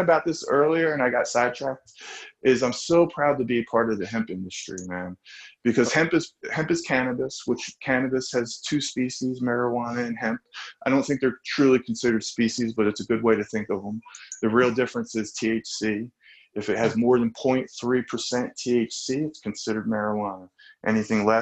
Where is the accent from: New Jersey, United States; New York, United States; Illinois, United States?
New Jersey, United States; I grew up in South Jersey.